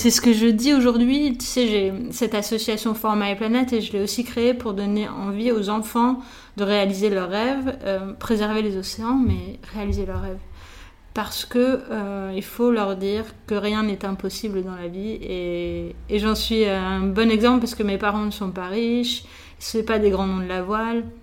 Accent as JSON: {"language": "French", "town": "Nice", "region": "Provence-Alpes-Côte d'Azur", "country": "France", "tie": "born or raised there", "also_born_or_lived": "Paris"}